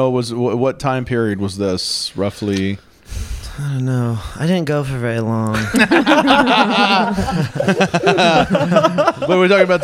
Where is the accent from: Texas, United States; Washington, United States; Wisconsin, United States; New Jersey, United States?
Washington, United States; Tacoma; We're from Tacoma, Washington.